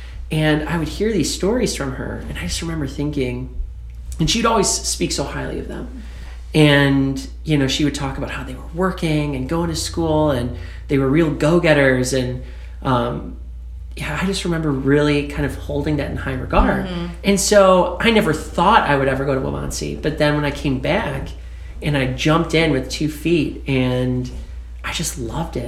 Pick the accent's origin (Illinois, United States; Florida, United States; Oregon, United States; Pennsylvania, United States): Illinois, United States; Aurora; I'm from Aurora